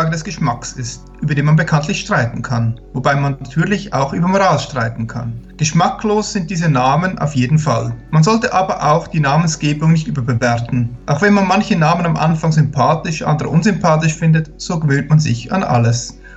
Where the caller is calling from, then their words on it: Neukirchen am Walde, Upper Austria, Austria; Von Neukirchen am Walde.